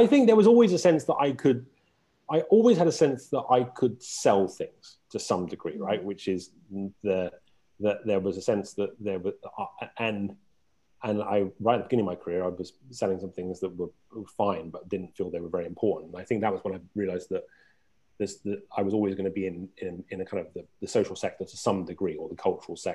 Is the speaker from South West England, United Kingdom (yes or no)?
yes; Exeter, South West England, United Kingdom; moved away as an adult; now in New York, United States; I grew up in Exeter in the UK